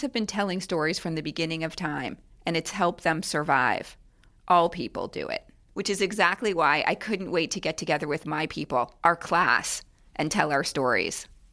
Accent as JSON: {"language": "English", "town": "Miami", "region": "Florida", "country": "United States", "tie": "born or raised there", "said": "I grew up in Miami"}